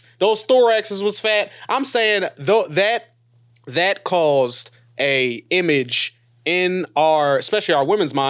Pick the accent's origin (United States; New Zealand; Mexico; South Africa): Mexico; moved away; I grew up in Mexico